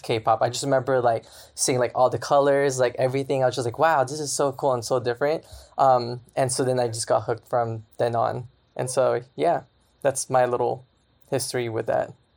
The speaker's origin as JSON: {"language": "English", "town": "Sacramento", "region": "California", "country": "United States", "said": "I'm from Sacramento"}